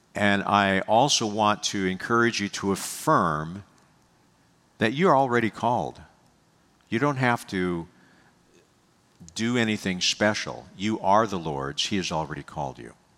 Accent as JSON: {"language": "English", "country": "United States", "also_born_or_lived": "Pennsylvania", "said": "I love being an American."}